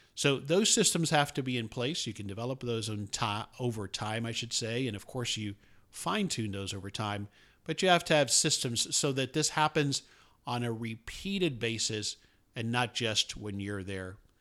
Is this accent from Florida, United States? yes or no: yes; Miami, Florida, United States; moved away as an adult; now in Dallas, United States; I grew up in South Florida, although I've been in the Dallas area since nineteen eighty-nine, uh, but most of my childhood and early adulthood was spent in Miami